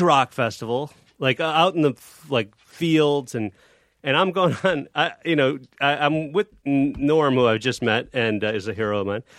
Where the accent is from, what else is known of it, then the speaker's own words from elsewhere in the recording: Chicago, Illinois, United States; I am from Chicago